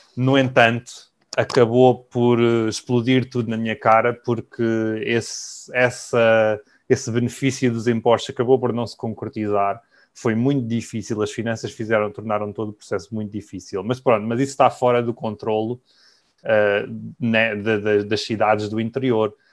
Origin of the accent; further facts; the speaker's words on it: Coimbra, Centro, Portugal; moved away as an adult; also born or lived in London, United Kingdom; now in Thailand; Eu vivi em Coimbra, nasci em Coimbra, vivi em Coimbra até aos meus 20 anos.